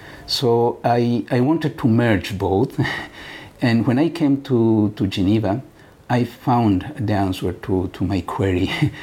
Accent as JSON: {"language": "English", "country": "Bolivia", "tie": "born or raised there", "lives_now": "Switzerland", "said": "Bolivia, but now I've been living in Switzerland for so long that I became also Swiss national."}